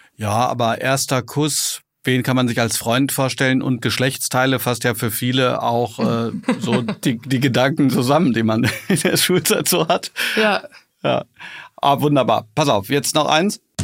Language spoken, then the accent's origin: German; Hagen, North Rhine-Westphalia, Germany; moved away; meine alte Heimat Hagen